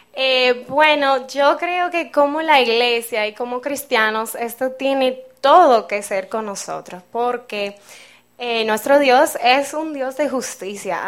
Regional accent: Seattle, Washington, United States; moved away; soy de los Estados Unidos, de Seattle, en el noroeste de mi país.

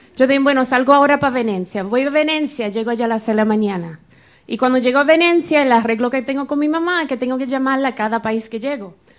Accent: Florida, United States; Yo soy de la Florida en los Estados Unidos.

